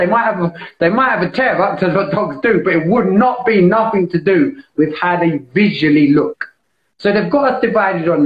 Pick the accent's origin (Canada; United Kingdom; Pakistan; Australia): United Kingdom; London; I grew up in East London.